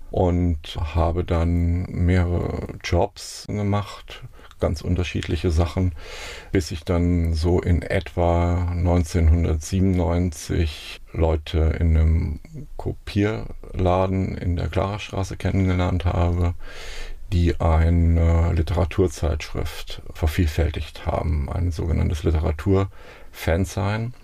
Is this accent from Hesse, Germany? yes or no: yes; Baunatal, Hesse, Germany; moved away as an adult; also born or lived in Münster; now in Mainz, Germany; Ich bin in Kassel geboren, in einem Ort, in einem Dorf mit ungefähr 1000 Einwohnern, 15 Kilometer südlich von Kassel bin ich aufgewachsen